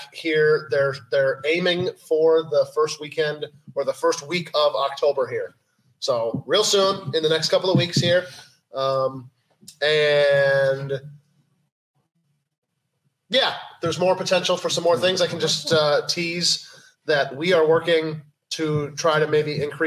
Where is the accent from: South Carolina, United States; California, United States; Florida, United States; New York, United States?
New York, United States; Alexander; That's like my hometown